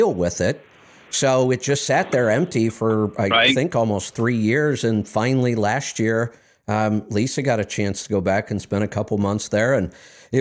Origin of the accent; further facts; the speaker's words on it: Tornado Alley, United States; now in Pacific Northwest, United States; I grew up in Tornado Alley. Now I'm in Volcano Alley.